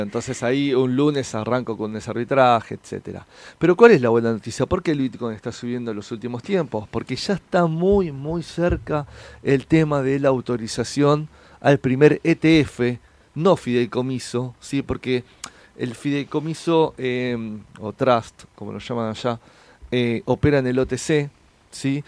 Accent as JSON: {"language": "Spanish", "town": "San Fernando", "region": "Buenos Aires Province", "country": "Argentina", "said": "yo soy del partido de San Fernando"}